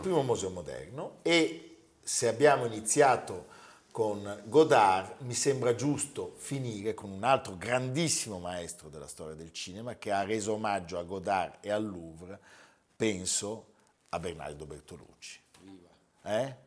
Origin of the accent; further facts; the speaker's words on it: Milan, Lombardy, Italy; da milanesi